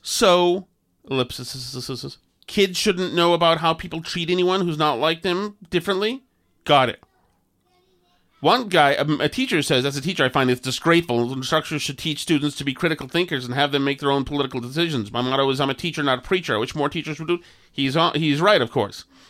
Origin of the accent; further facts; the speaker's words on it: Winchester, Massachusetts, United States; moved away; I come from Winchester, Massachusetts